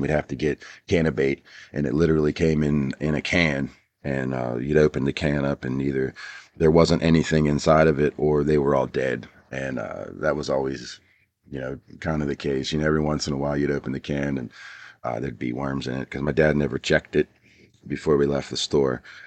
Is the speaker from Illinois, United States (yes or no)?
no; Pittsburgh, Pennsylvania, United States; I grew up in Pittsburgh, P A.